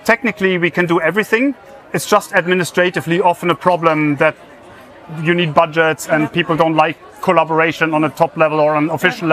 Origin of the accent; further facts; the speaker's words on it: Germany; accent: German; English is a second language; moved away as an adult; also born or lived in United States; now in Trondheim, Norway; as you might have heard from my accent, I'm German.